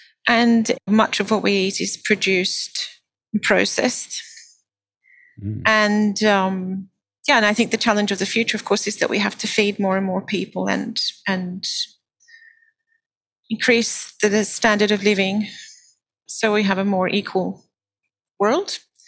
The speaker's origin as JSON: {"language": "English", "country": "Australia", "tie": "born there", "said": "I am an Australian by birth and I have still my family in Australia."}